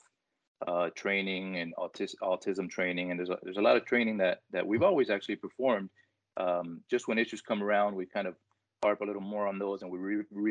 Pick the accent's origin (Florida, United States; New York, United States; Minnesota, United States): Florida, United States; Hialeah; being a lifelong resident of the city of Hialeah and now working for the city of Hialeah Gardens, I grew up in Hialeah and Hialeah Gardens both.